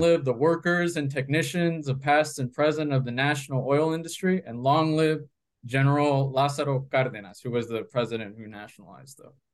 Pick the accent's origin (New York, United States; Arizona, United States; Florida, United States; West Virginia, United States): Florida, United States; Coral Springs; also born or lived in Bogota, Colombia; I grew up in South Florida, in a city called uh, Coral Springs, about 40 minutes north of Miami